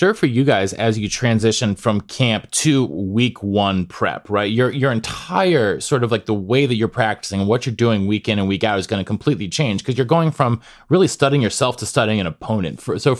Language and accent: English; New Hampshire, United States; now in Nashville, United States; my home state of New Hampshire.